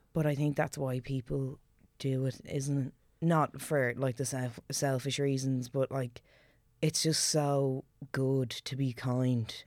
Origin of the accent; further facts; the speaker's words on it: Ireland; growing up in Celtic Ireland